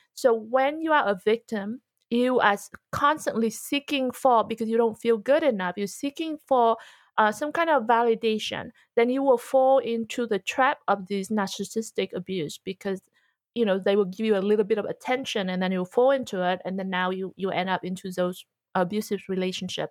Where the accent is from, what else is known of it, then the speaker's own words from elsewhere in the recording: Vietnam; moved away; also born or lived in Australia / America; growing up in Vietnam